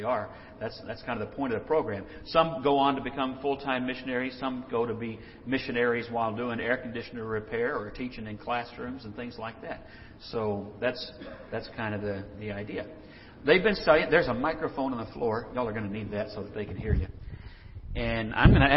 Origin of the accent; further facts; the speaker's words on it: Texas, United States; I grew up in Texas